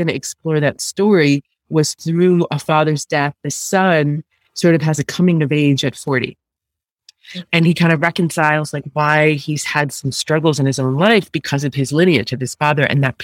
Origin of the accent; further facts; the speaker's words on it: New York, United States; I was born in New York, in Staten Island.